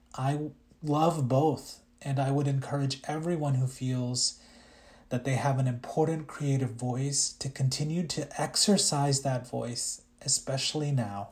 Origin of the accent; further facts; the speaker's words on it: Louisiana, United States; English is a second language; also born or lived in India; I was raised in a very small town in Louisiana